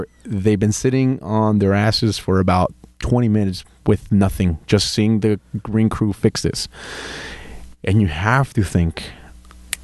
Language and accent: English; Anaheim, California, United States; born or raised there; also born or lived in Guadalajara, Jalisco, Mexico